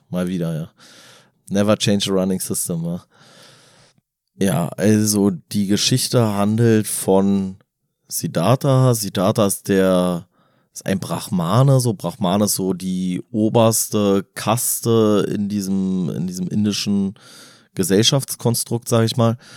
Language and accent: German; Berlin, Germany; wir als Berliner haben eine andere Definition von Stadt.